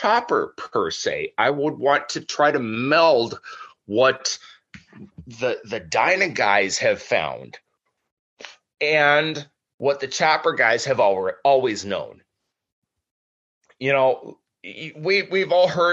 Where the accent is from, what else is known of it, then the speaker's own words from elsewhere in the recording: Minnesota, United States; also born or lived in California; I'm Midwest. I'm as Minnesotan as it gets.